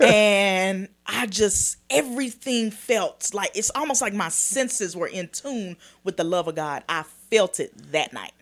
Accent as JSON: {"language": "English", "town": "Dallas", "region": "Texas", "country": "United States", "tie": "born or raised there", "said": "I'm born and raised in Dallas"}